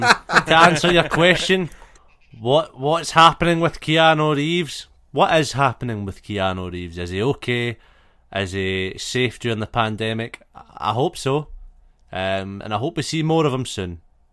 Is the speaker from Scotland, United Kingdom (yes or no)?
yes; Ayrshire, Scotland, United Kingdom; I'm from Ayrshire.